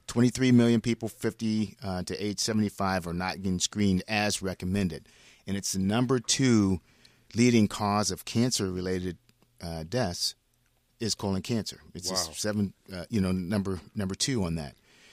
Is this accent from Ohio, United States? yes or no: yes; Ohio, United States; moved away as an adult; Born and raised in Ohio.